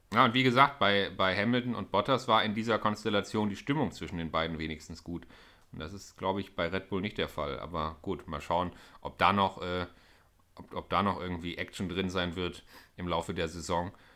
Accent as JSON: {"language": "German", "country": "Germany", "said": "als Deutscher"}